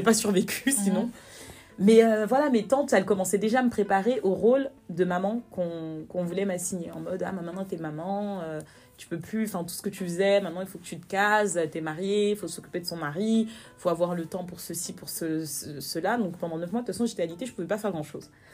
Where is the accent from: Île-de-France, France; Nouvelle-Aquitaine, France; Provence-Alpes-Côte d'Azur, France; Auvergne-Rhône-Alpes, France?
Île-de-France, France; Paris; also born or lived in Guinea; je suis née à Paris. J'ai grandi euh, à, Paris